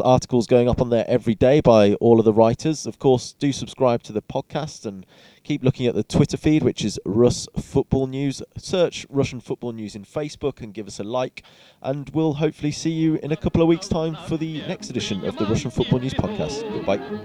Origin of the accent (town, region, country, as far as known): England, United Kingdom